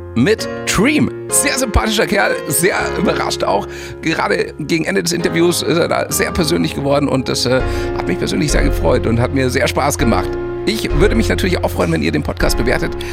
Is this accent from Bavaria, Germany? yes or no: yes; Munich, Bavaria, Germany; München ist übrigens äh, meine, meine Heimatstadt